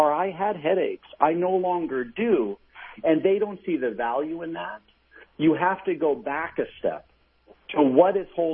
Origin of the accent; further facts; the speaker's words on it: New York, United States; my very good friend, Dave, who was a wonderful gentleman I grew up with in New York